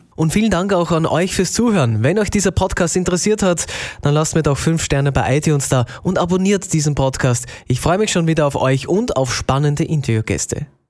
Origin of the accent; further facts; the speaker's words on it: Austria; bei uns in Österreich